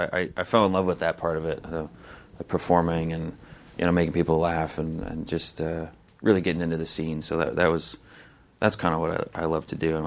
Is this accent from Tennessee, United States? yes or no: no; St. Louis, Missouri, United States; Me? St. Louis, Missouri.